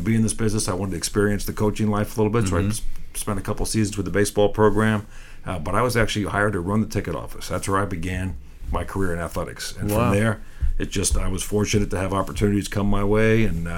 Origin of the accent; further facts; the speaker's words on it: Long Island, New York, United States; moved away; I grew up in Long Island, on the eastern half of Long Island, born to a potato farming family